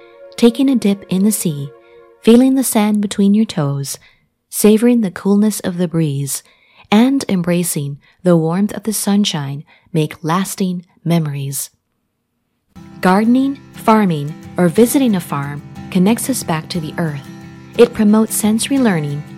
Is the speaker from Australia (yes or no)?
no; Jamaica; now in United States; I traveled back to my home country, Jamaica, a tropical island in the Caribbean. This is where I was born and grew up